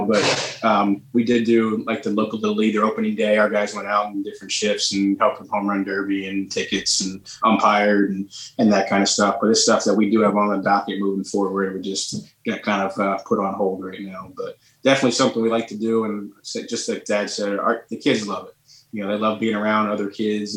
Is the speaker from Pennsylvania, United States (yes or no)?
yes; Pennsylvania, United States; we're from Pennsylvania